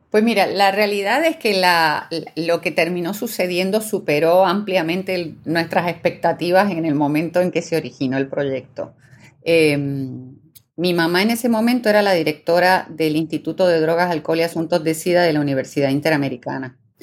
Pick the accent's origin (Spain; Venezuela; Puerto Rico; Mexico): Puerto Rico; also born or lived in Buenos Aires, Argentina; nací en Buenos Aires, Argentina, pero vivo en Puerto Rico desde el año 76, o sea que prácticamente mi vida entera